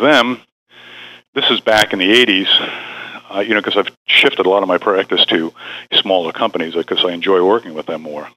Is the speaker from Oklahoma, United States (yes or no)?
no; New York, United States; I was originally from New York